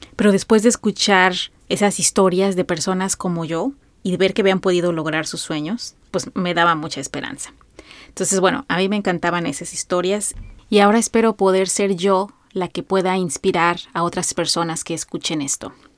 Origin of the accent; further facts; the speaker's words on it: Mexico; soy una mexicana de 42 años